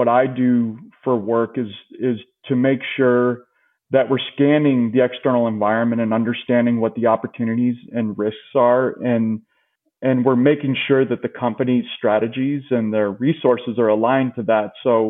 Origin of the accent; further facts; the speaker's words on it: Indiana, United States; moved away as an adult; now in Chicago, United States; I moved there from Indiana almost right out of college.